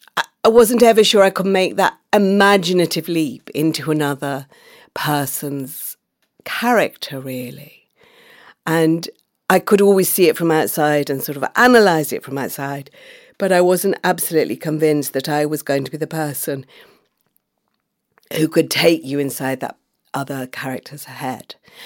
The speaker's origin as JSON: {"language": "English", "town": "Manchester", "region": "North West England", "country": "United Kingdom", "tie": "born or raised there", "also_born_or_lived": "Oxford", "said": "So that I was growing up in Manchester and Oxford, where my family moved."}